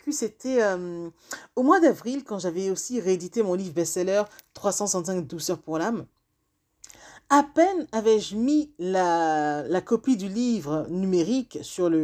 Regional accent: Benin; now in France; le Bénin, c'est mon pays d'origine.

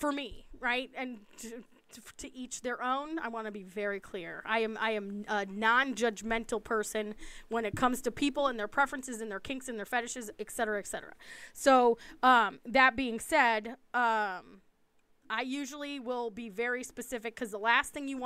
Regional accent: East Coast, United States; I'm from the East Coast

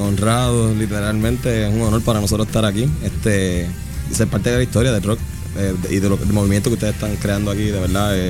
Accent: Puerto Rico; sentimos nosotros como puertorriqueños

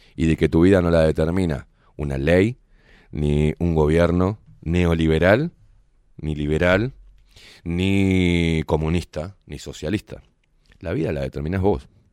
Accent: Uruguay; unirnos como uruguayos

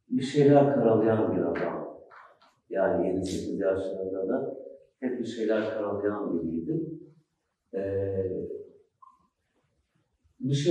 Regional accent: Schwabach, Bavaria, Germany; born there; Almanya'da Schwabach'ta doğdum. Gurbetçi bir ailenin çocuğu olarak.

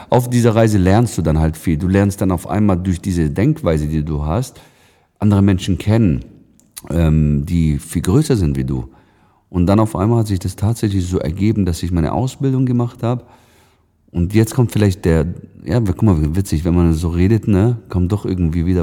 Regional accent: Lake Constance area, Germany; ich komme aus der Nähe vom Bodensee.

